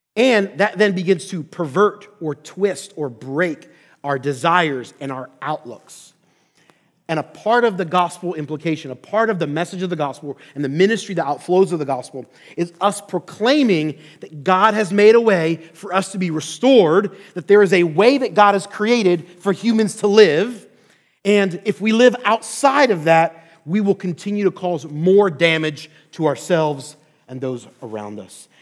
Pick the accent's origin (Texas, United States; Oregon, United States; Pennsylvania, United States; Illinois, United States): Pennsylvania, United States; Philadelphia; also born or lived in Orlando, Florida; now in Twin Cities, United States; I'm originally born and raised in Philadelphia, Pennsylvania